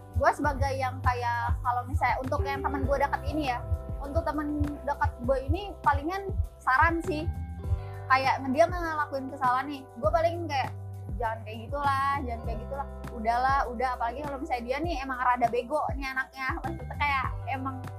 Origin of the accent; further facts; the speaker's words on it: Tangerang, Banten, Indonesia; Orang Tangerang asli.